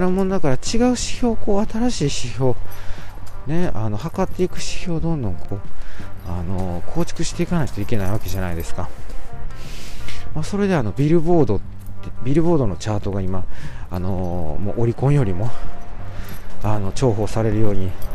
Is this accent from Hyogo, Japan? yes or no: yes; Amagasaki, Hyogo, Japan; moved away; 実家の方に来てます。兵庫県のね、あの、尼崎さ、尼崎市という、あの、素晴らしい、えー、由緒正しいですね。えー、町。なんていうんですか？町。まあ、町と言いますか、あの、なんと言いますか、いや、わかりませんけれども、そういう地域の方にね、えー、戻ってまいりまして、まあ、私の、えー、生まれ育ったね、故郷